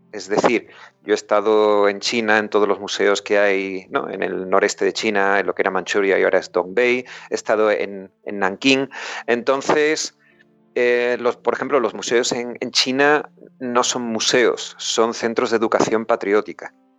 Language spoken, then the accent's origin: Spanish; Huelva, Andalusia, Spain; moved away as an adult; also born or lived in Vigo; now in United Kingdom; Yo soy de Huelva